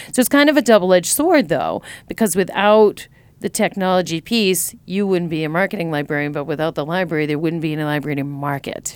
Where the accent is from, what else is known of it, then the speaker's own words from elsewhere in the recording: Tewksbury, Massachusetts, United States; I went to Shawsheen Tech, but I'm from Tewksbury originally